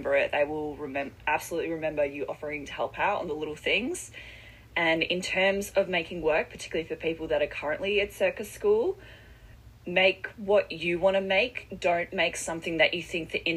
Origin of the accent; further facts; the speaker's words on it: Perth, Western Australia, Australia; now in Melbourne, Australia; I'm originally from Western Australia, and in my hometown in Perth